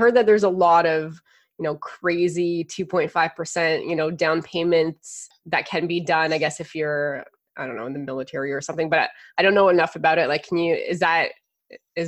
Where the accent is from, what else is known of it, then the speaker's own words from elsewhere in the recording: Canada; as a Canadian